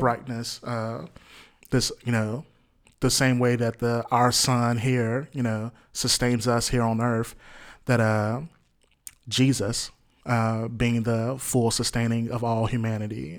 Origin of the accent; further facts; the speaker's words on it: Jackson, Mississippi, United States; born and raised in Jackson, Mississippi here